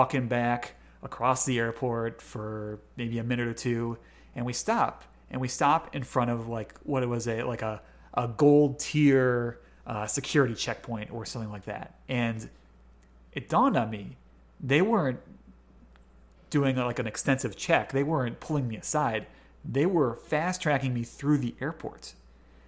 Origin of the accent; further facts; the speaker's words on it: United States; I as an American, you know, I speak English